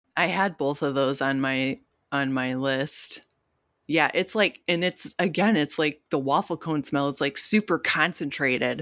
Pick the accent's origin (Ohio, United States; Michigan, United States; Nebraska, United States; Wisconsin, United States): Michigan, United States; Detroit; we're from Detroit